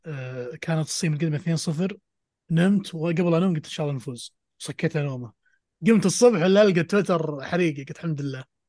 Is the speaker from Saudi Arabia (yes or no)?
yes; Saudi Arabia; عندنا في السعودية